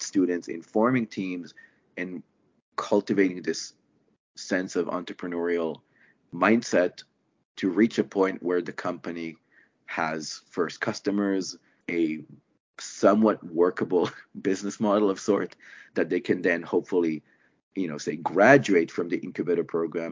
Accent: Israel; moved away as an adult; now in Canada; I'm originally from Israel before I immigrated to Canada well over a decade now ago.

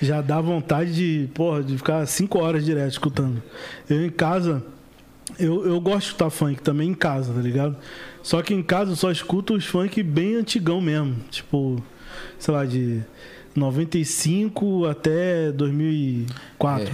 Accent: Rio de Janeiro, Brazil; na Nova Holanda lá, onde eu fui criado

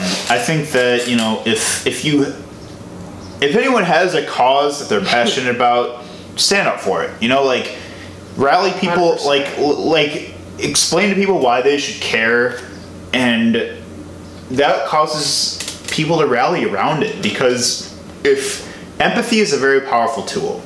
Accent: Chicago, Illinois, United States; I'm from Chicago

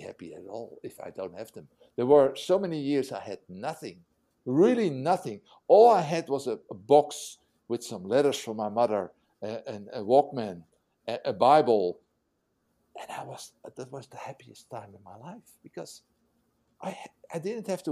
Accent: Netherlands; English is a second language; a Dutch guy who learned English in prison

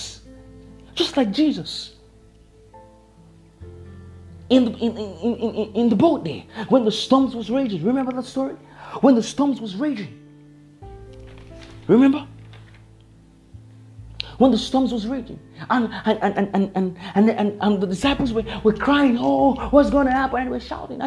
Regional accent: Nigeria; I'm a Nigerian.

